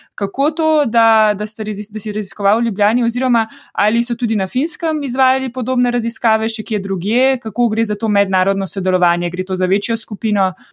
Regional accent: Ljubljana, Slovenia; sem iz Ljubljana in sem 30 let živela tukaj

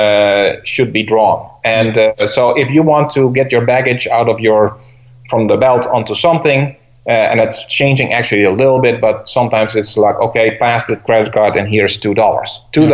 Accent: Venezuela; also born or lived in Minneapolis / Mexico; now in United States; I moved from Venezuela actually to Minneapolis, I guess it was, and then Mexico, and then from Mexico to the United States again.

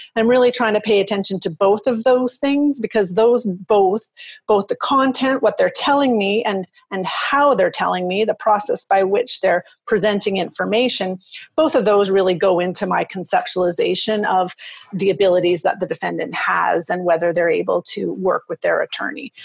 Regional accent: Canada; also born or lived in Edmonton, Alberta; I'm from Canada.

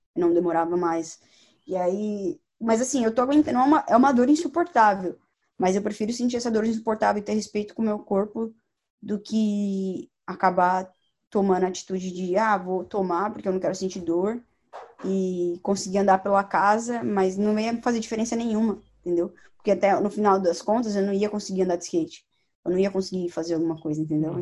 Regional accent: São Paulo, Brazil; moved away as an adult; now in United States; a gente é de São Paulo

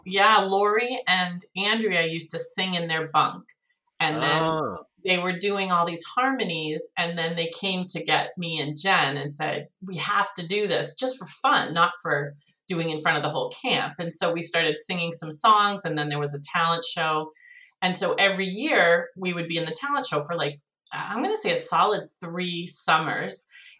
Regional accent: Needham, Massachusetts, United States; because I was from Needham, I think they were from Wellesley.

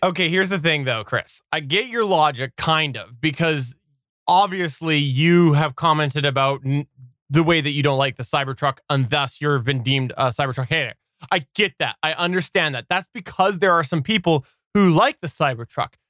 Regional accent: Canada; I'm Canadian.

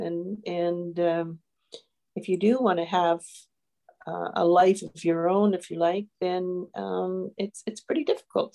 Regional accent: Newfoundland and Labrador, Canada; now in Northumberland County, Canada; I come from Newfoundland

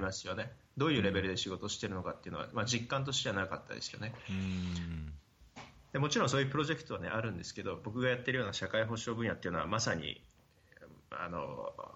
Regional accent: Hokkaido, Japan; moved away as an adult; also born or lived in Kagawa; 出身は北海道

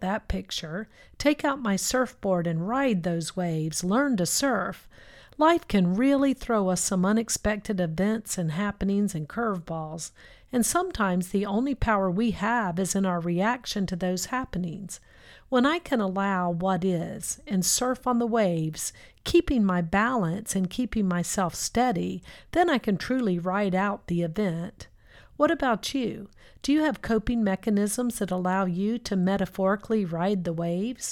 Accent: South Florida, United States; I grew up in South Florida

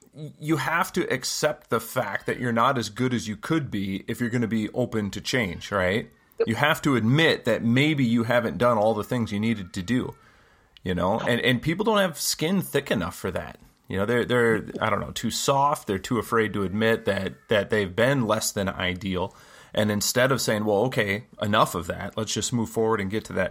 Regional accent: United States; also born or lived in South Korea; I'm an American

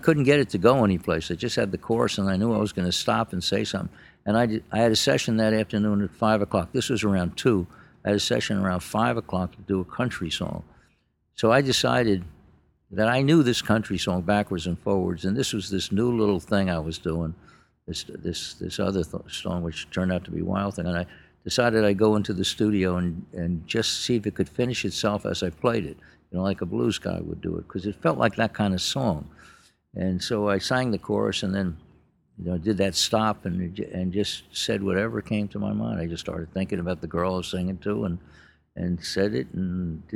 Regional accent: Yonkers, New York, United States; I was from Yonkers, New York

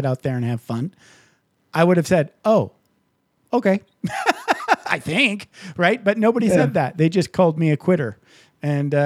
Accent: Michigan, United States; now in Las Vegas, United States; I grew up in Michigan

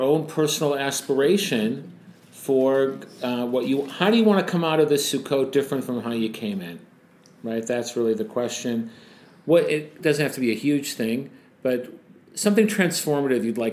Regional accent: United States; many of us growing up in the States

